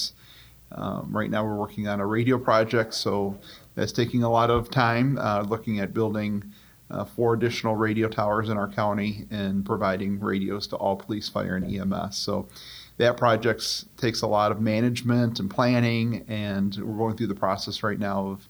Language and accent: English; Milan, Michigan, United States; in Milan, my hometown.